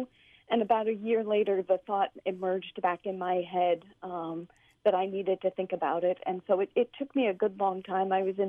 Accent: New Jersey, United States; moved away; also born or lived in Boston / Chicago; I went to high school in New Jersey.

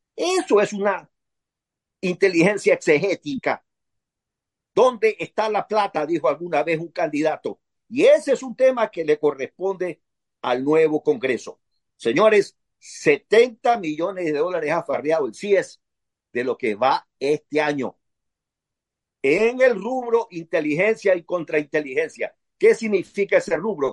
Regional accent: Ecuador; como concripto ecuatoriano

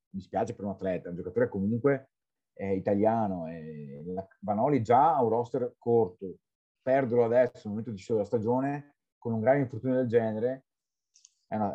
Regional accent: Venice, Veneto, Italy; sono tifoso perché da, da, da Venezia, tifavo Venezia e sono anche nato a Venezia.

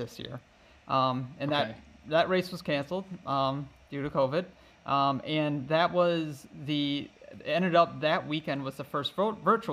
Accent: Michigan, United States; moved away as an adult; now in Wisconsin, United States; So I'm from Michigan originally

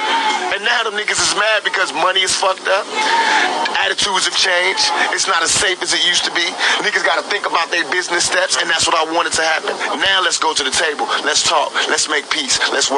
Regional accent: East Coast, United States; And I took it personal because I'm from the East Coast and I know about that culture

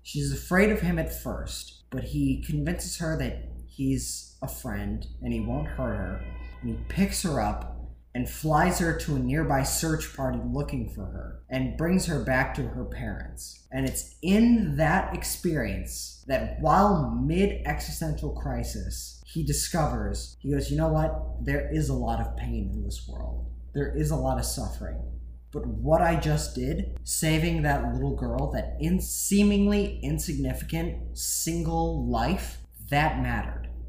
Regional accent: Wisconsin, United States; I am from Wisconsin

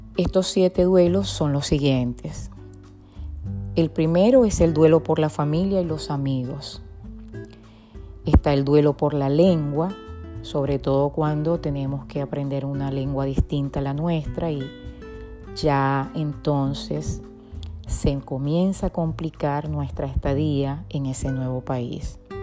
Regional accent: Venezuela; born or raised there; moved away

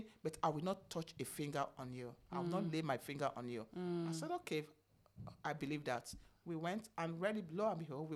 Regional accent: Benin City, Edo, Nigeria; moved away as an adult; also born or lived in United States; I'm from Benin, what do you call it, Benin States

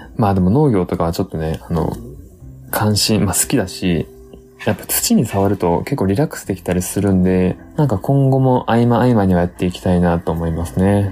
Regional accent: Tottori, Japan; 僕鳥取出身なんで、まあ田舎出身じゃないですか

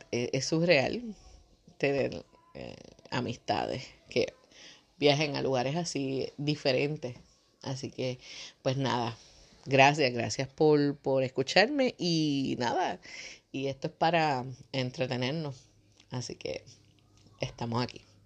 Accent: Puerto Rico; Nosotros somos de Puerto Rico

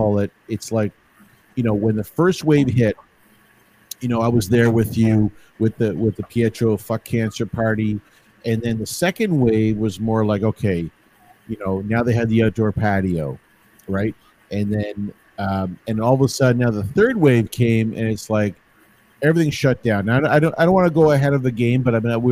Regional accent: Toronto, Ontario, Canada; also born or lived in Woodbridge; I was a St. Clair boy

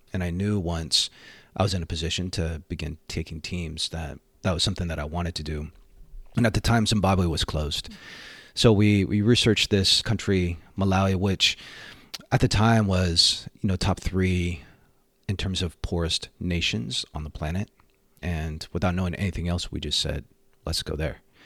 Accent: Bay Area, California, United States; born and raised in the Bay Area

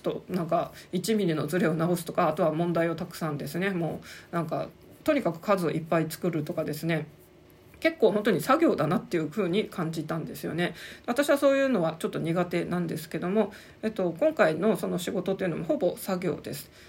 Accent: Sapporo, Hokkaido, Japan; moved away as an adult; also born or lived in Saitama Prefecture / Tokyo; 札幌という故郷生活を全て切り捨ててあの思い切って40代半ばでですねあの埼玉県移住

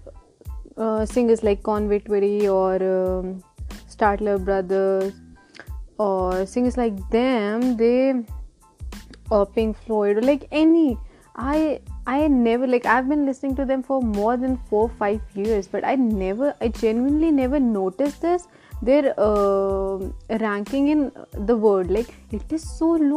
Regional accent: Lucknow, Uttar Pradesh, India; I'm from Lucknow

